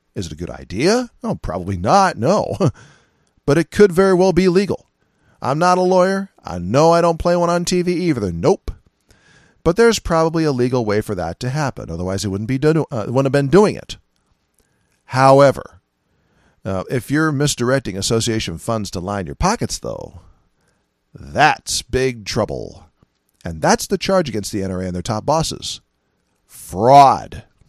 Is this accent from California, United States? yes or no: yes; California, United States; moved away; I'm originally from California